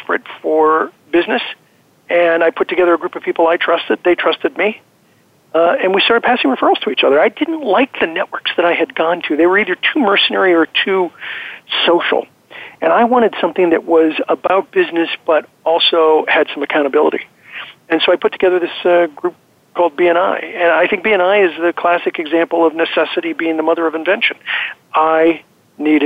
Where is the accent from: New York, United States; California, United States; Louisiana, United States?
California, United States; Azusa; born or raised there; also born or lived in Pittsburgh / South Central Los Angeles